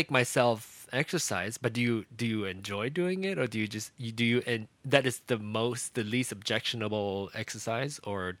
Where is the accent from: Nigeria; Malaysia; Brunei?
Malaysia; I grew up in Malaysia, so badminton is big, you know.